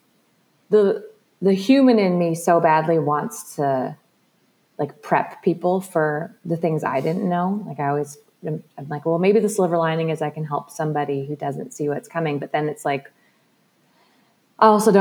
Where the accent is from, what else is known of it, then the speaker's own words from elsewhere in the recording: British Columbia, Canada; growing up in British Columbia